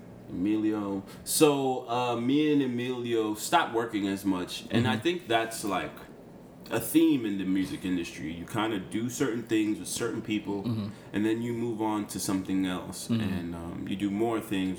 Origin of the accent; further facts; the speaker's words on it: Boca Chica, Distrito Nacional, Dominican Republic; Fun fact, we're both from Boca Chica.